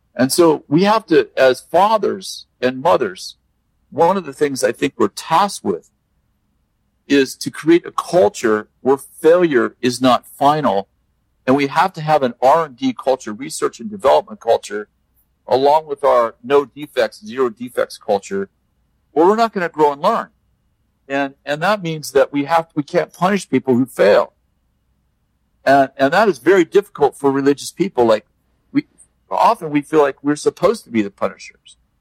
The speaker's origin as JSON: {"language": "English", "country": "United States", "said": "I'm American"}